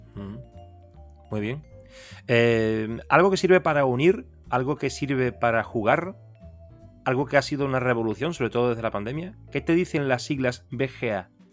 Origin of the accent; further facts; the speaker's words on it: Seville, Andalusia, Spain; yo soy de Sevilla